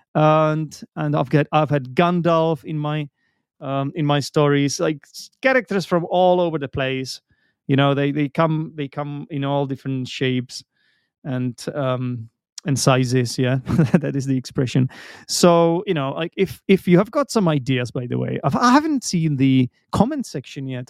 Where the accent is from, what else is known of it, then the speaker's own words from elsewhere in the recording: Czechia; English is a second language; I'm an English teacher from the Czech Republic